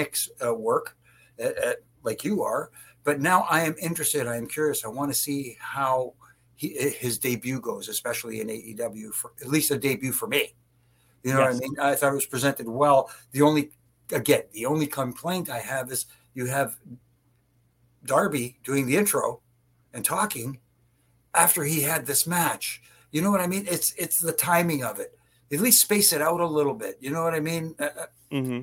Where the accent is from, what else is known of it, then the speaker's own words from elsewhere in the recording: Canada; I'm Canadian too